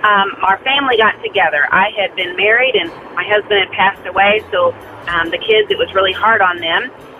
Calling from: Missouri, United States; I'm calling from Missouri.

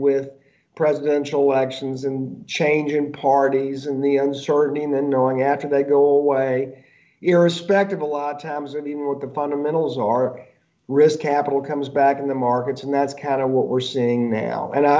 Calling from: Georgia, United States; It's funny, I'm actually speaking from Georgia right now. So I know this in Georgia.

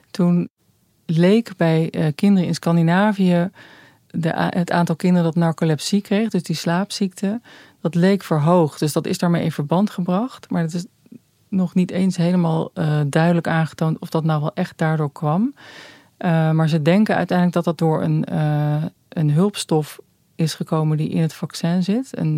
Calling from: Rotterdam, South Holland, Netherlands; uit Rotterdam.

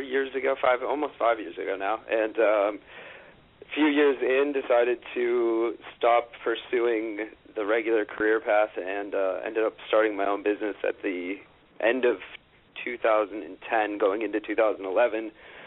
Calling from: Manhattan, New York, United States; Right in Manhattan, in the heart of good old Midtown East.

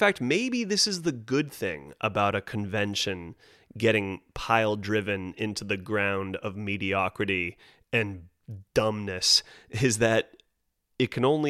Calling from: Los Angeles, California, United States; Now, of course, I'm speaking from Los Angeles, California

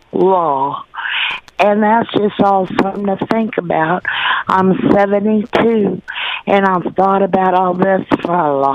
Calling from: Oklahoma, United States; I'm calling from Oklahoma.

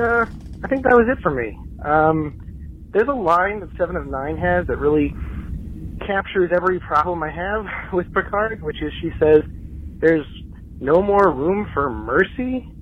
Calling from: Alexandria, Virginia, United States; I'm calling from Alexandria, Virginia, just outside of D.C.

